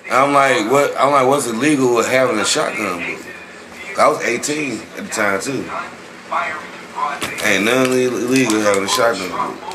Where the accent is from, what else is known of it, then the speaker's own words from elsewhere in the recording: Dallas, Texas, United States; I'm from Dallas.